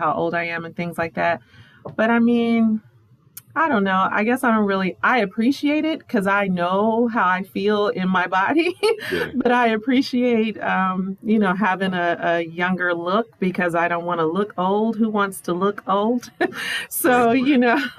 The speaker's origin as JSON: {"language": "English", "town": "Dayton", "region": "Ohio", "country": "United States", "moved": "yes", "lives_now": "Florida, United States", "said": "I am from Ohio, from Dayton, Ohio. I am currently living in Florida, right by Disney"}